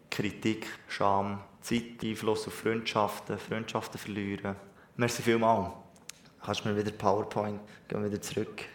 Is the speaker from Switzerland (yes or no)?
yes; Switzerland; Ich bin Schweizer